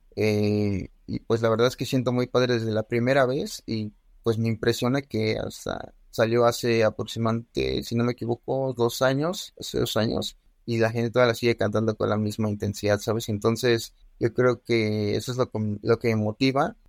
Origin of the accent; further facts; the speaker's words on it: Mexico; Aquí en mi país